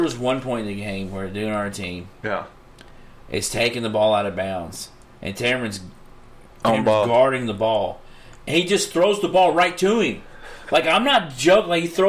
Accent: Louisville, Kentucky, United States; I grew up down in Portland

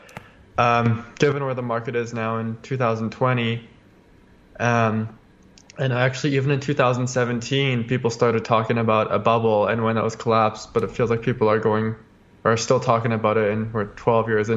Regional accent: Calgary, Alberta, Canada; I was born in Calgary, Alberta, Canada, and that's where I am.

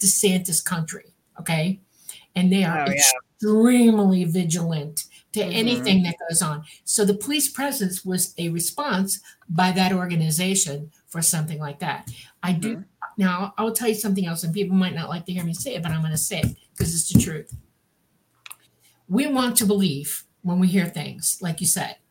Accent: Miami, Florida, United States; moved away; I'm from Miami

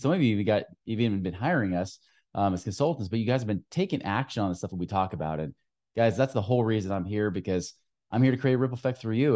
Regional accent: Oregon, United States; moved away; my home state

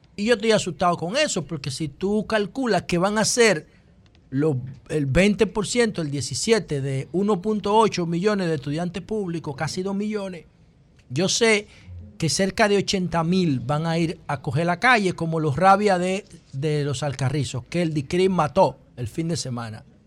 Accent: Dominican Republic

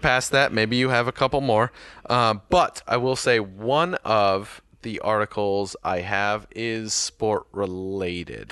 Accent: United States; I'm American, and I don't pronounce it with two Ts

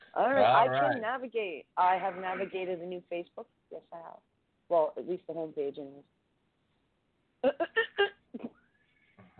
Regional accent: Ontario, Canada; I grew up in Ontario housing.

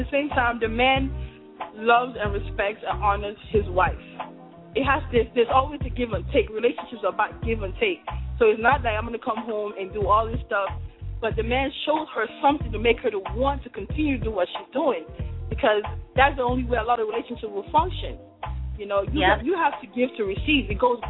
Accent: Nigeria

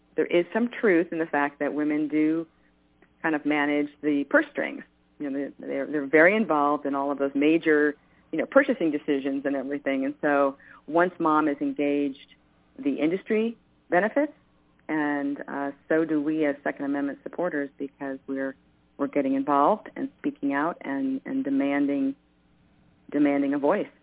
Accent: New York, United States; I grew up in New York

